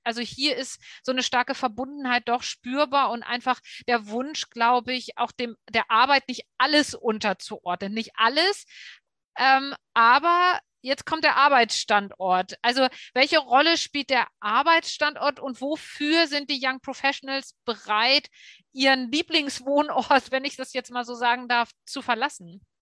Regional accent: Hamburg, Germany; ist auch Hamburg, ne, meine Heimat

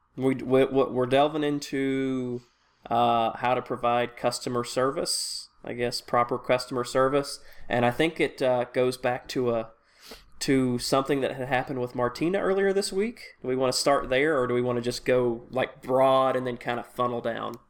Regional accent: Tennessee, United States; I'm from Tennessee

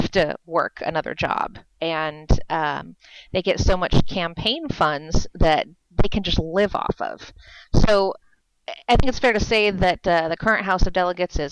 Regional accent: California, United States; moved away as an adult; now in Virginia, United States; I grew up in California

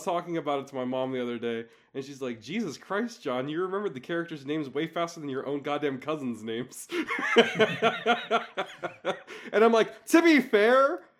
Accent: United States; I am an American.

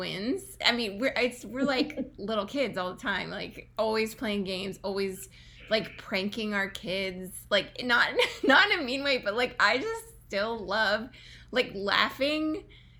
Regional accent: New Jersey, United States; I grew up here in the United States. I actually grew up in New Jersey.

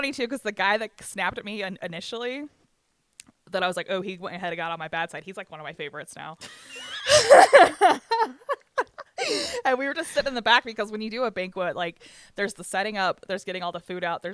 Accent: Bryce Canyon, Utah, United States; I grew up in Bryce Canyon. I grew up in the restaurant industry in Bryce Canyon

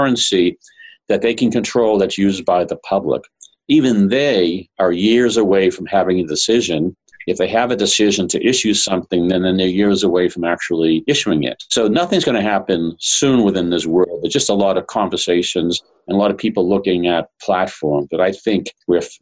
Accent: Boston, Massachusetts, United States; I'm from Boston

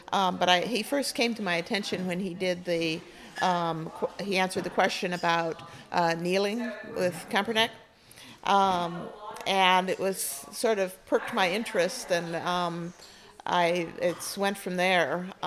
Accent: San Francisco Bay Area, California, United States; I am from the San Francisco Bay Area, okay. California.

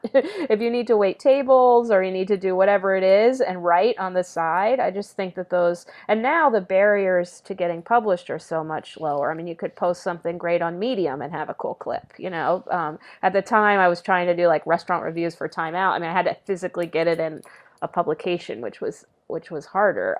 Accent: San Antonio, Texas, United States; moved away as an adult; now in New York, United States; growing up in San Antonio, big public school

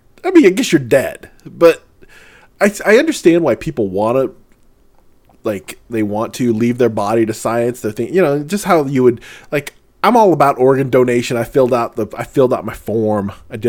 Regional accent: St. Louis, Missouri, United States; When I grew up in St. Louis, Missouri

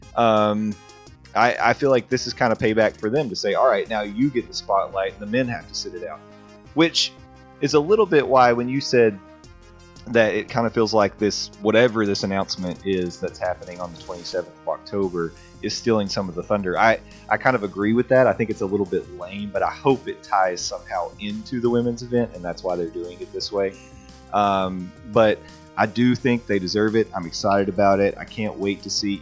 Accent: the South, United States; growing up in the South

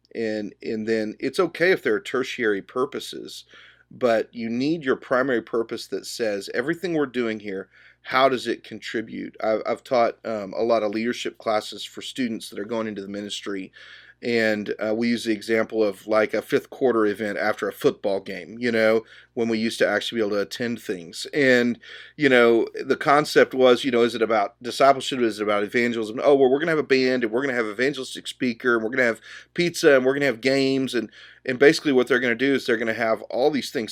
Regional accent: Dallas, Texas, United States; I grew up here in the Dallas area

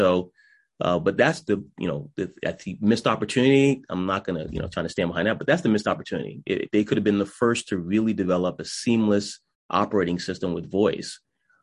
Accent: New England, United States; I'm from New England, we talk faster than most.

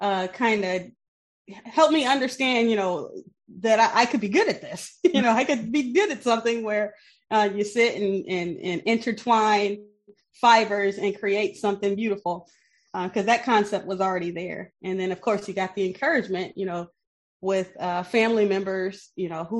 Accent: Benton Harbor, Michigan, United States; moved away as an adult; now in South Bend, United States; I grew up in Benton Harbor, Michigan. It's Southwest Michigan, little small Rust Belt town, about 9,000 people.

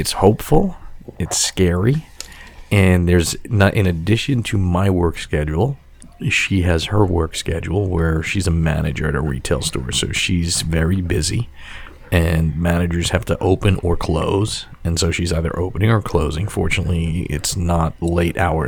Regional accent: New York City, New York, United States; I grew up on Staten Island

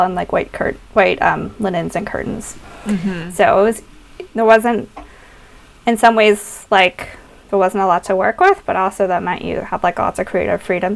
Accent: the South, United States; growing up in the South

